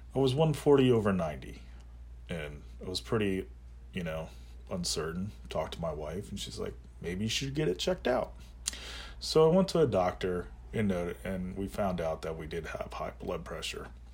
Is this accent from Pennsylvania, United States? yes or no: yes; Lancaster, Pennsylvania, United States; I was born and raised in Lancaster, Pennsylvania